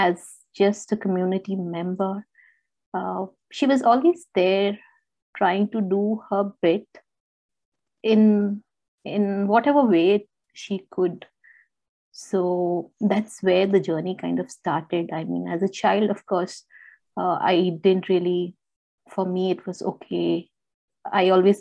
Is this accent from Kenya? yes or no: no; India; moved away; I am basically from India and my parents are kind of there